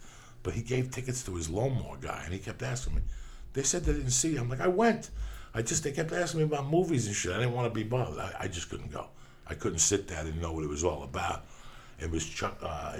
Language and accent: English; Cuba; now in United States; And I also, when I came from Cuba, I joined up in martial arts.